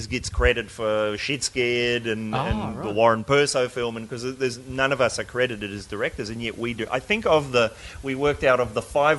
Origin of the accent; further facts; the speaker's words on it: New Zealand; moved away; I'm from New Zealand